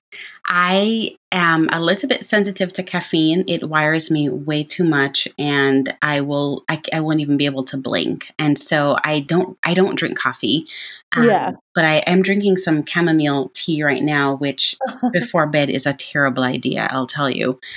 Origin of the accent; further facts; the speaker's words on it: Jamaica; moved away; being born and raised in Jamaica